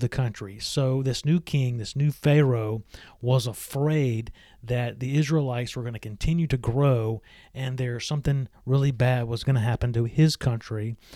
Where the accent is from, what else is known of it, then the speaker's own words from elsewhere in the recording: Meridian, Mississippi, United States; I grew up in the United States in the state of Mississippi. My hometown is Meridian.